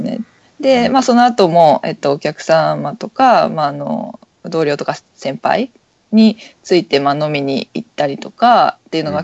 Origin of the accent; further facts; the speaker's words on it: Kawasaki, Kanagawa, Japan; 私川崎の人なんですけど